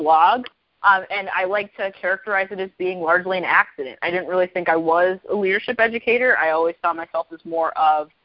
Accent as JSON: {"language": "English", "region": "the South", "country": "United States", "tie": "born or raised there", "said": "someone who grew up in the South"}